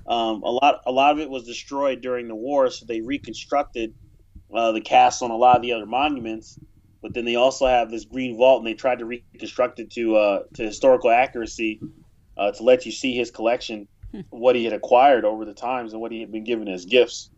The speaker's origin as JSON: {"language": "English", "country": "United States", "said": "as an American, you, you grow up in your country"}